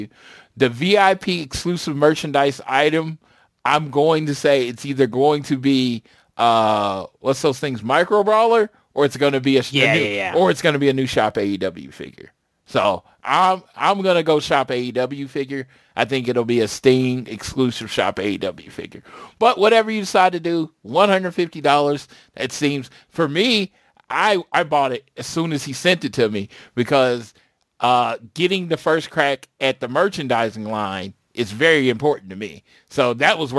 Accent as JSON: {"language": "English", "region": "Oklahoma", "country": "United States", "tie": "born or raised there", "said": "my home state. Second show in my home state."}